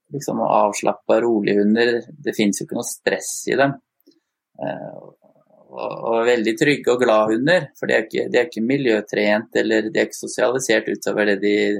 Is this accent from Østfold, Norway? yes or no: yes; Sarpsborg, Østfold, Norway; opprinnelig fra Østfold, eller det som var Østfold, Sarpsborg. Så det er der jeg vokste opp, da.